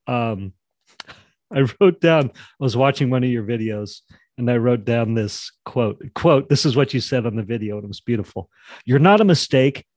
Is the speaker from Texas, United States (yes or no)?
no; Jackson, Wyoming, United States; I grew up in Jackson, Wyoming